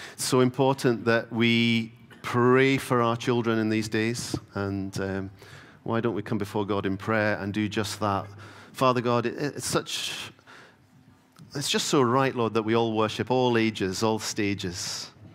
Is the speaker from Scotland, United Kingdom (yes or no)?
yes; Stornoway, Scotland, United Kingdom; I grew up in the Isle of Lewis. Uh, so growing up in Stoneway